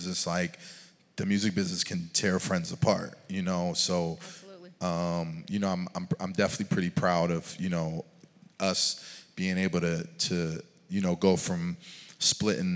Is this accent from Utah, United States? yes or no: no; Philadelphia, Pennsylvania, United States; moved away as an adult; also born or lived in Atlanta; I'm coming from the East Coast, from Philly